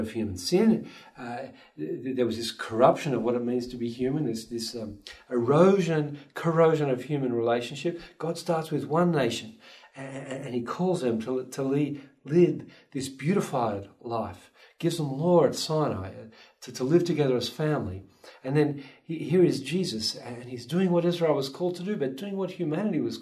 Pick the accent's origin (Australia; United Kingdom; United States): Australia; moved away as an adult; now in Vancouver, Canada; I'm an Aussie, so I grew up cuddling koalas and hopping with kangaroos